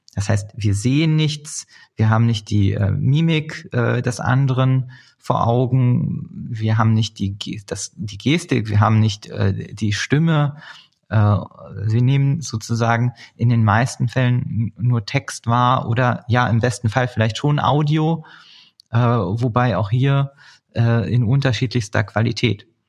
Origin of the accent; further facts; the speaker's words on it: Berlin, Germany; gebürtige Berliner